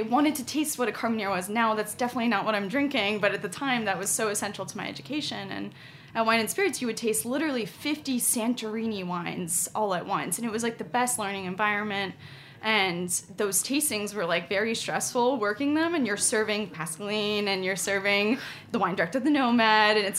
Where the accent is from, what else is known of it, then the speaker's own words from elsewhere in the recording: Miami, Florida, United States; moved away as an adult; also born or lived in New York City; born and raised in Miami, Florida.